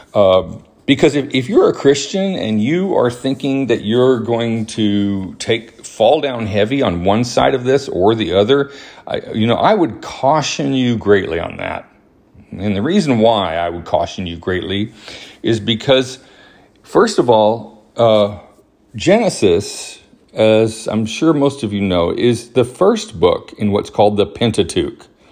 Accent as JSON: {"language": "English", "town": "Huntsville", "region": "Alabama", "country": "United States", "tie": "born or raised there", "also_born_or_lived": "New Mexico", "said": "I was born in New Mexico, but my family moved when I was very young to Huntsville, Alabama, where I grew up"}